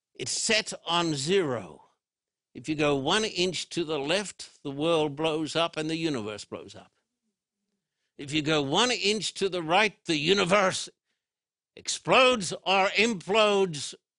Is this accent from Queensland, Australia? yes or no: yes; Brisbane, Queensland, Australia; When I was a boy growing up in Brisbane, Australia